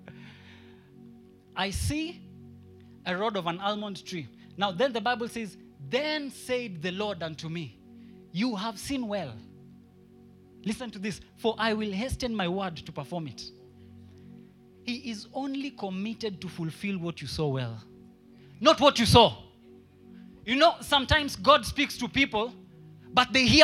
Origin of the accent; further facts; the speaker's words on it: Kenya; I'm only a Kenyan